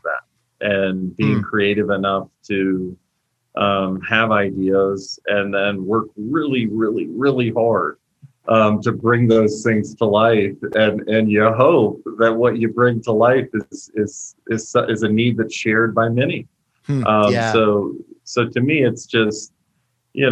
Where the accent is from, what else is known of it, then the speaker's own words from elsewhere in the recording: Virginia, United States; moved away as an adult; now in Colorado, United States; I was born and raised and built my last series of companies in Virginia, and then relocated to Colorado in early of 2017